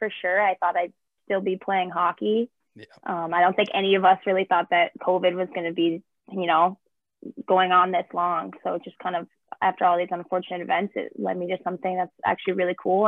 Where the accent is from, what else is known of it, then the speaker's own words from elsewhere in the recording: Hermantown, Minnesota, United States; I grew up in Hermantown, like you said, which is a super small town by Duluth